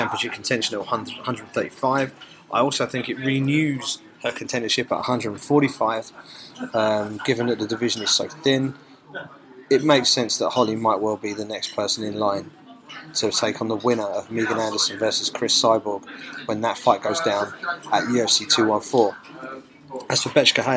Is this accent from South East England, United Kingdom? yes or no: yes; South East England, United Kingdom; I'm a British mixed martial arts journalist from here in the southeast of England